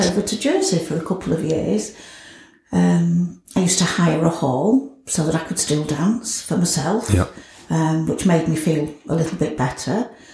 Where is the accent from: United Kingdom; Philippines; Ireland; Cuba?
United Kingdom; Scunthorpe, Yorkshire and the Humber; also born or lived in Grimsby; I was born in Grimsby, adopted, um, and brought up in Scunthorpe.